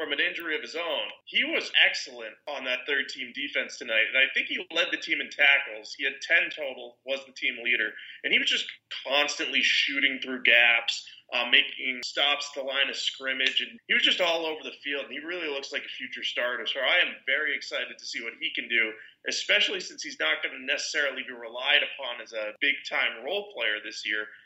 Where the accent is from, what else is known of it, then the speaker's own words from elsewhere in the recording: New England, United States; I'm from New England.